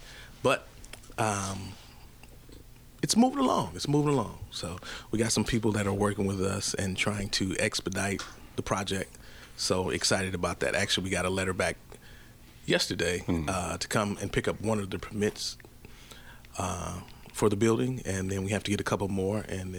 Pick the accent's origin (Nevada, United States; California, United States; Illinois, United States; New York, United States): California, United States; Berkeley; My parents are actually from the South, but they met here in California in Berkeley.